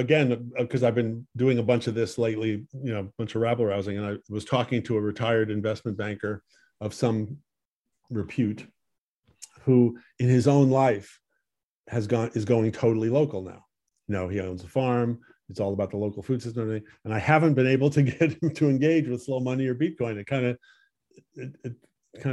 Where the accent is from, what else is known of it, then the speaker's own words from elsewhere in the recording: Stamford, Connecticut, United States; moved away; also born or lived in Westport, Connecticut / Southport, Connecticut; I grew up in Stamford